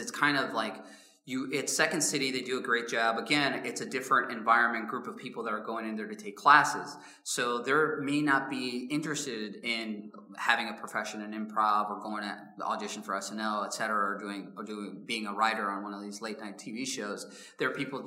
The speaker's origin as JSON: {"language": "English", "town": "Chicago", "region": "Illinois", "country": "United States", "said": "I'm from South Side of Chicago"}